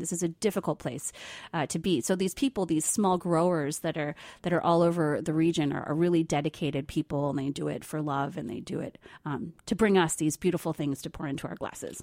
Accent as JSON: {"language": "English", "region": "New Jersey", "country": "United States", "tie": "born or raised there", "said": "I grew up in New Jersey"}